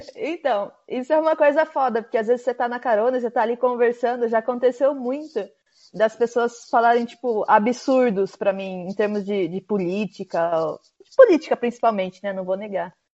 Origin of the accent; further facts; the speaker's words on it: Brazil; moved away as an adult; meus pais são portugueses, mas eu cresci no Brasil